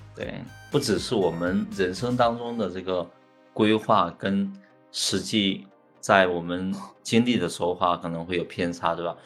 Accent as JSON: {"language": "Chinese", "area": "hometown near Xiamen", "region": "Fujian", "country": "China", "tie": "born or raised there", "also_born_or_lived": "Shanghai", "moved": "as an adult", "said": "我就回到了我家乡附近的厦门去求职工作"}